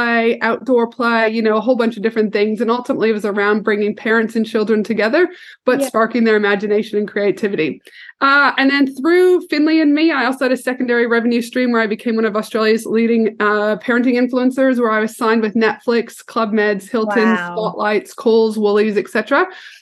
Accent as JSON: {"language": "English", "country": "Canada", "said": "I'm a proud Canadian. Don't think I'm American."}